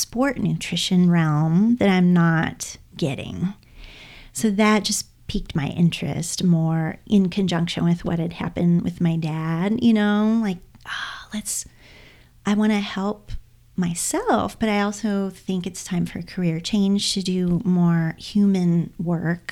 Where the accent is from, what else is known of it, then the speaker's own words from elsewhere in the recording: Indiana, United States; I'm from the Midwest. I'm from Indiana, so Midwest girl too.